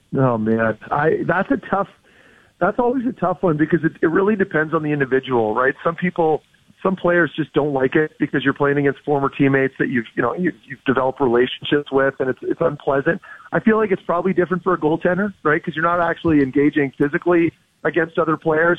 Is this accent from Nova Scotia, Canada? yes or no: no; Ottawa, Ontario, Canada; I'm from Ottawa.